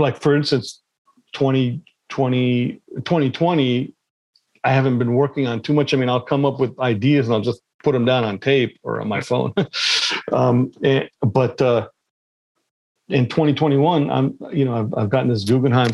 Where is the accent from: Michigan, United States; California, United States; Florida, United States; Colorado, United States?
California, United States; Los Angeles; also born or lived in Pakistan; I grew up in California after 4 years old, you know, being in Pakistan